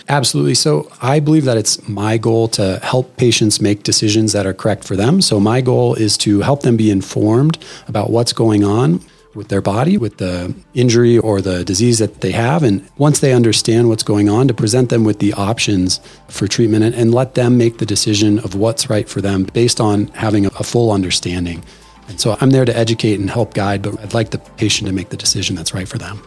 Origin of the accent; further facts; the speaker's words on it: Phoenix, Arizona, United States; moved away as an adult; also born or lived in Stanford, California / Boston, Massachusetts; I'm an Arizona native. I grew up in Phoenix